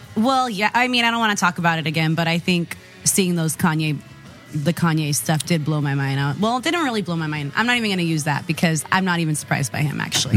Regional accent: Modesto, California, United States; now in San Diego, United States; originally from Modesto, California

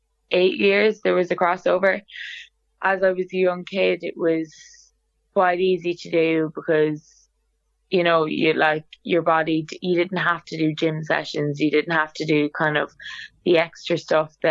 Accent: Ballina, Connacht, Ireland; moved away as an adult; also born or lived in Dublin; now in Australia; I originally played soccer in my hometown in Ballina and Mayo

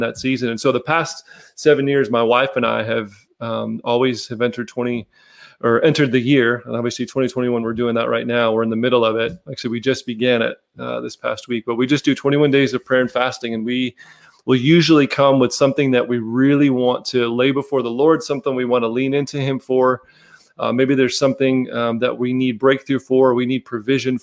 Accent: Chicago, Illinois, United States; also born or lived in Michigan; now in Nolensville, United States; born and raised in Chicago, all things Chicago sports, Bulls, Bears, Cubs, Blackhawks.

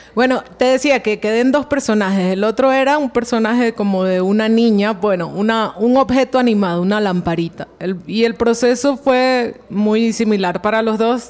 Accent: Venezuela; now in Colombia; yo soy de Venezuela

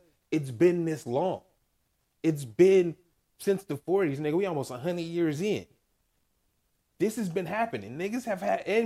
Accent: United States; we're Americans

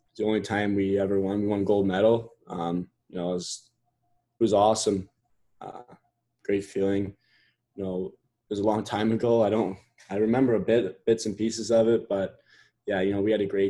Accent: Canada; also born or lived in England; I was born here in Canada, and then when I was 1 year old, we went over to England for a year.

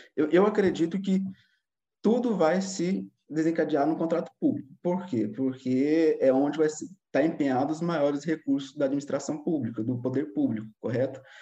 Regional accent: Pouso Alegre, Minas Gerais, Brazil; moved away as an adult; also born or lived in Belo Horizonte, Brazil; now in Lisbon, Portugal; eu sou mais precisamente de, de Pouso Alegre, sul de Minas

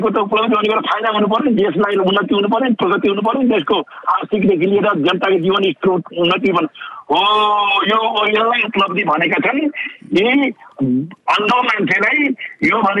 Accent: Nepal; हामी नेपालीहरू

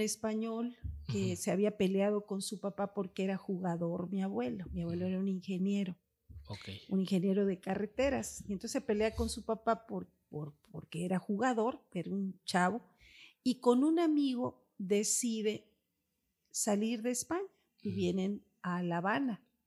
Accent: Campeche, Mexico; soy campechana, tercera edad

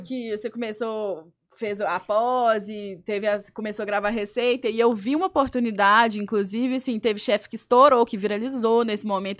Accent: Belo Horizonte, Minas Gerais, Brazil; sou de BH, sou chefe de cozinha, tenho dois restaurantes lá

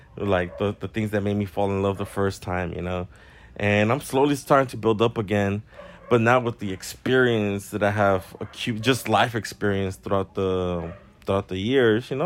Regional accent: Southern California, United States; I'm from SoCal

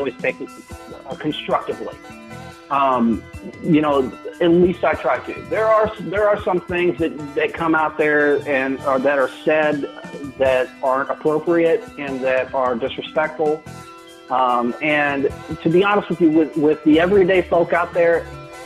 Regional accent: St. Louis, Missouri, United States; moved away as an adult; now in Springfield, United States; St. Louis is my home. It's my hometown

